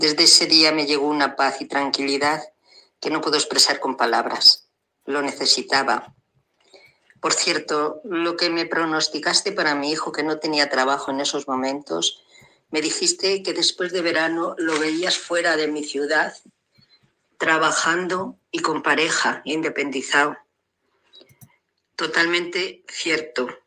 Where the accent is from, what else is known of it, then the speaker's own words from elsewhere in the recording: Salamanca, Castile and León, Spain; soy una salmantina